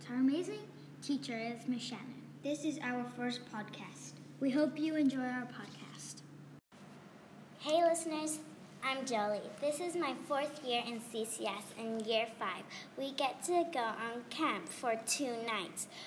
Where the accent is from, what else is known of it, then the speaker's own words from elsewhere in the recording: Australia; also born or lived in Hawaii; I have been at this school for five years. I'm from Australia and Hawaii.